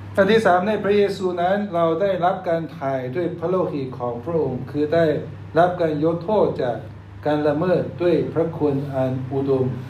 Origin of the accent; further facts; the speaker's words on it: China; ตอนเด็กๆผมเปิดหน้าต่างอยู่ประเทศจีนก็เห็นหิมะเต็ม